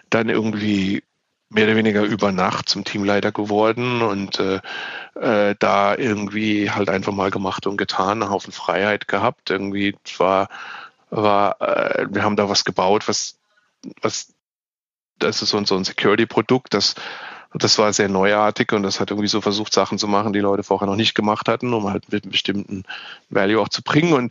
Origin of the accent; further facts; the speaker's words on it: southwest Germany, Germany; Ich bin ja in Deutschland im Südwesten aufgewachsen.